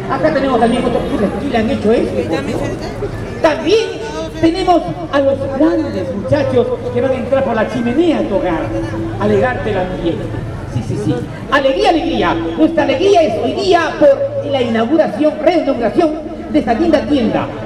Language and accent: Spanish; Cañete, Lima, Peru; now in Lima, Peru; Yo soy de Cañete, pero vivo acá en Lima hace siete años.